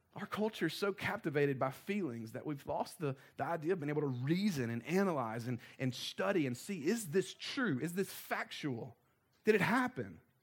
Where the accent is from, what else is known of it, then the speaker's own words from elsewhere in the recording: the South, United States; we were raised in the South